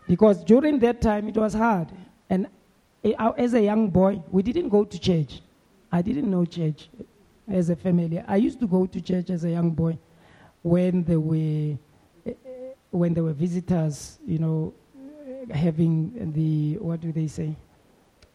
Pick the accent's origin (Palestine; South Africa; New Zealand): South Africa; Soweto, Gauteng; as a young boy growing up in Midlands, in Soweto